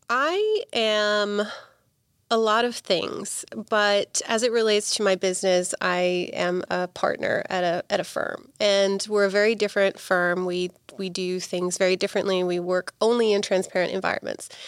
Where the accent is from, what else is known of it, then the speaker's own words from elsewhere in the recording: Bristol, South West England, United Kingdom; born there; moved away as an adult; now in United States; my family's from England. I was born in Bristol, which is in the southwest, and uh, when I was 18, I, I, moved to the states by myself.